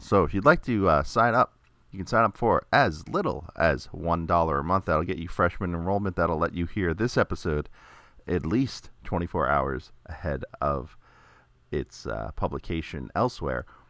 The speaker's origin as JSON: {"language": "English", "region": "New York", "country": "United States", "tie": "born or raised there", "said": "growing up in New York"}